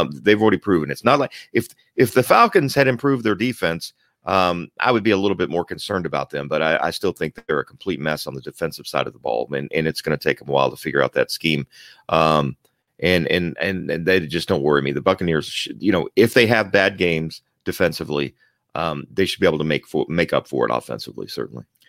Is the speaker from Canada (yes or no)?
no; Germany; moved away; I was born in Germany